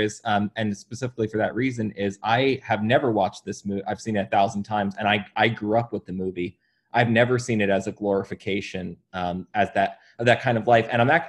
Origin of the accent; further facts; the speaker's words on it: New Jersey, United States; I'm from Jersey.